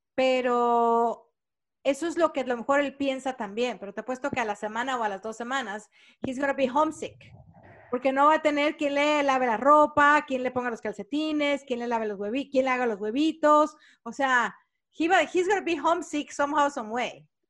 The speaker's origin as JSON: {"language": "Spanish", "country": "Mexico", "moved": "yes", "lives_now": "United States", "said": "Para nosotros los latinos, sobre todo los mexicanos"}